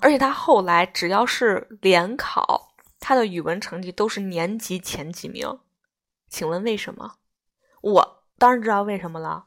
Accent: Beijing, China; moved away as an adult; 我作为一个北京人，我出国以后我明显感觉到作为一个北京人的学习能力不及外省市的学生

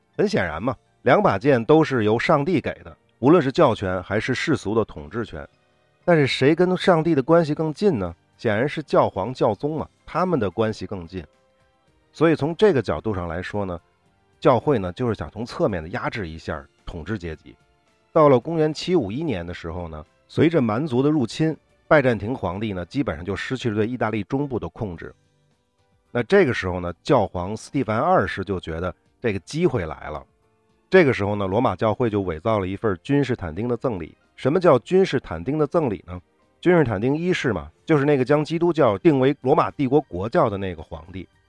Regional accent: China; 我们中国人都知道

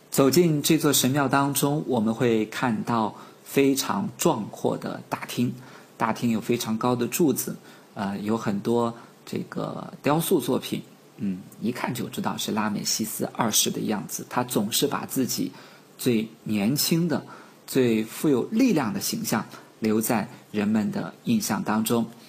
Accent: China; 就我们几个来自于中国的朋友去这里参观

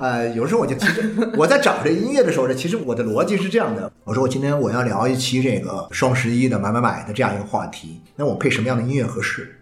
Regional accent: China; 我们中国人的这种以前过惯了苦日子哦

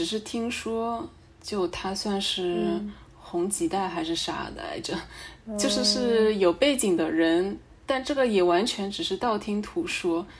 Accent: China; 就是我们中国人就不是很想承认的那种民族劣根性

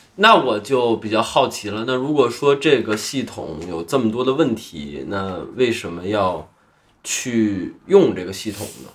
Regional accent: Beijing, China; 我是一个北京人

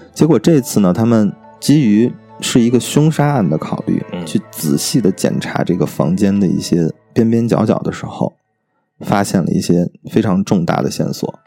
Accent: Baoji, Shaanxi, China; 这个未婚夫啊是宝鸡人嗯。啊，就是我老家的，跟我是老乡

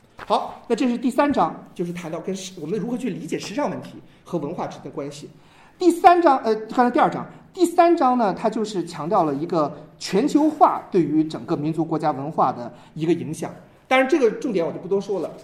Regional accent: China; 我们中国人最大的特点就是我们没有真正意义上的神

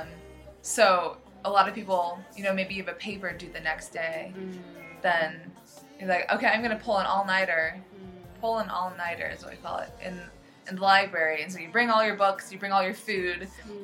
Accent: United States; I grew up in the United States in America

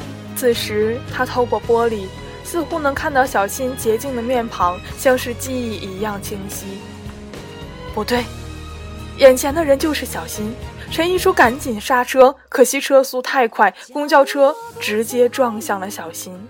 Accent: Fujian, China; 你明知道我是福建人，还让我当主持人，你是让我上去搞笑的吗？

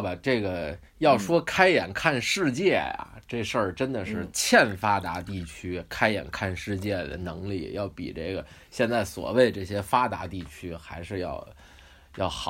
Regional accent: Beijing, China; now in New Zealand; 就跟我小时候在北京

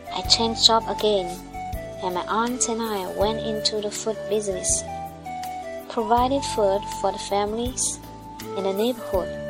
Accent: Malaysia; I'm from Malaysia and I'm a single mother with a daughter.

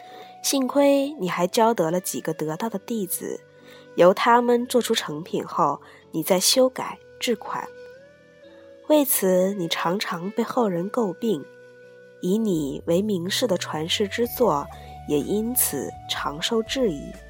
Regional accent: Hangzhou, Zhejiang, China; 因为以行书题名的黄奕为八西陵八家之一， 算是我们杭州人了。

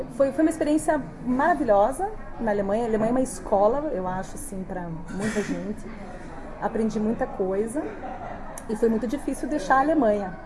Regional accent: Brazil; moved away as an adult; also born or lived in Stuttgart, Germany; nós, quando saímos do Brasil e vamos morar num país que não tem a língua inglesa

